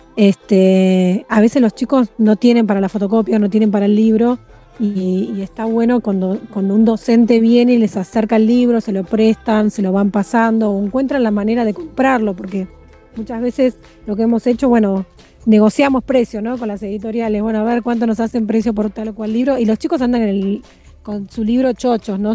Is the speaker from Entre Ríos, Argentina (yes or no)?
no; Mar del Plata, Buenos Aires Province, Argentina; also born or lived in Santa Clara del Mar; Yo nací en Mar del Plata, pero hace nací en Mar del Plata, pero hace 16 años que vivo en Santa Clara del Mar, que es un pueblo muy chiquito, costero, al lado de Mar del Plata.